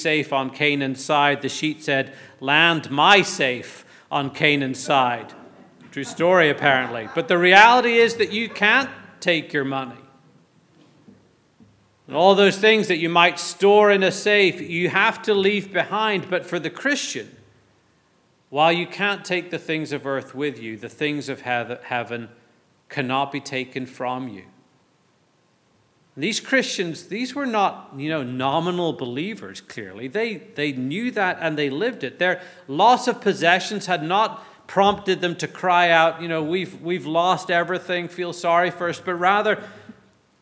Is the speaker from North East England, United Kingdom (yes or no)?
no; Northern Ireland, United Kingdom; I grew up in the Anglican tradition in Northern Ireland